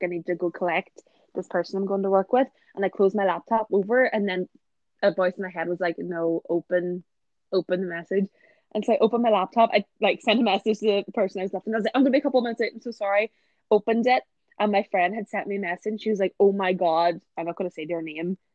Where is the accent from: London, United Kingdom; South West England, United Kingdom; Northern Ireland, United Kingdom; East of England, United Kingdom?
Northern Ireland, United Kingdom; a village near Belfast; moved away; I'm not from Belfast, but all of like childhood friends were there. So people that I don't see anymore because like they, they we don't live in the village that we grew up in.